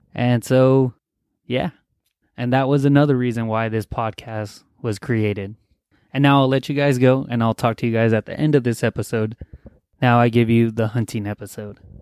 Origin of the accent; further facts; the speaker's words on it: Los Angeles, California, United States; I'm from California, L A area, and I live in a California bubble